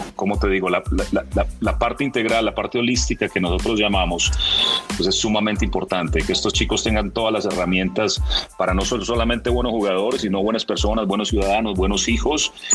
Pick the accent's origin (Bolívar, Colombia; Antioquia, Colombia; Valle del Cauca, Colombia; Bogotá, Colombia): Antioquia, Colombia; Medellín; moved away as an adult; also born or lived in Toronto, Canada; now in Mexico; Mis orígenes soy, soy de Medellín, eh, paisa